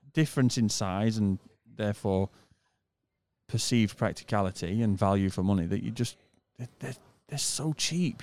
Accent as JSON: {"language": "English", "country": "United Kingdom", "moved": "yes", "said": "I'm a British person"}